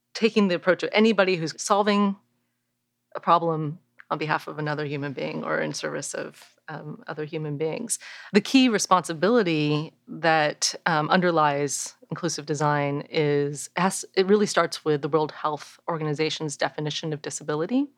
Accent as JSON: {"language": "English", "area": "Bay Area", "region": "California", "country": "United States", "tie": "born or raised there", "said": "I grew up in the Bay Area"}